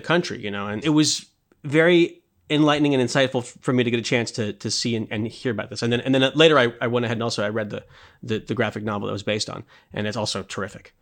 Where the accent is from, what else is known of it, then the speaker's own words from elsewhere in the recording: United States; I grew up in America